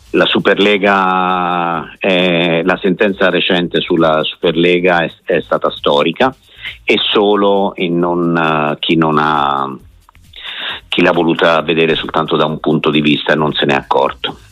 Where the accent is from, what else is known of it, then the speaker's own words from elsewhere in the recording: Tuscany, Italy; io sono toscano, quindi di Montegasini è anche vicino a Empoli